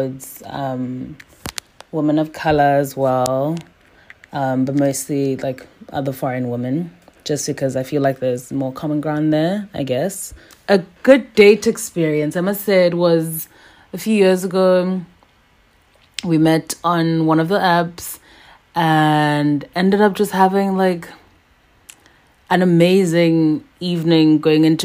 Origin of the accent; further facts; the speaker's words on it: South Africa; moved away as an adult; now in Shanghai, China; I am from South Africa. I currently live in Shanghai, China